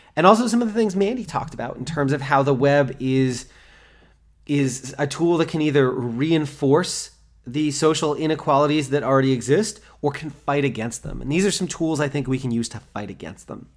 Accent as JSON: {"language": "English", "country": "United States", "said": "I'm American"}